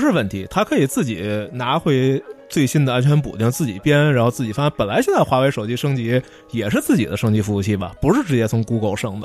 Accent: China; 这不需要我们中国人着急

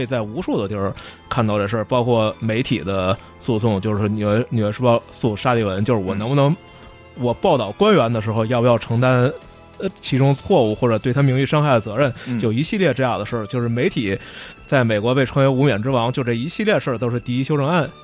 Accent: China; 这不需要我们中国人着急

